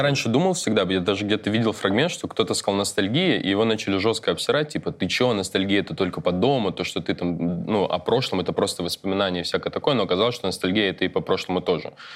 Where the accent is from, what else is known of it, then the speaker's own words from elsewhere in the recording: Almaty, Kazakhstan; moved away; я учился в детстве в Алмате